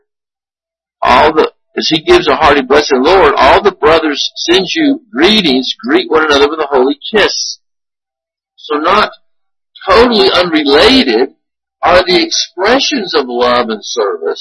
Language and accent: English; United States; as an American